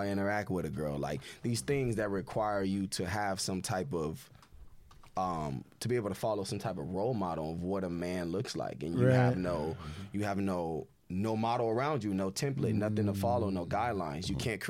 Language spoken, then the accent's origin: English; Inglewood, California, United States; also born or lived in Los Angeles; Yeah, I was born actually in West Los Angeles, but I was raised mostly in Inglewood, California.